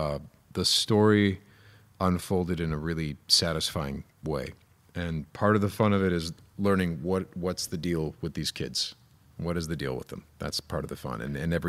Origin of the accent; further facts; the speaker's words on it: Illinois, United States; No, I'm from Illinois